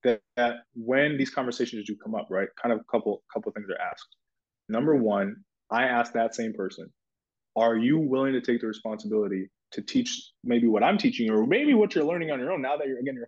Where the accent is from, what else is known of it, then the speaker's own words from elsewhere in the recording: Minnesota, United States; moved away as an adult; also born or lived in Ohio; I went to school in Ohio. I grew up in Minnesota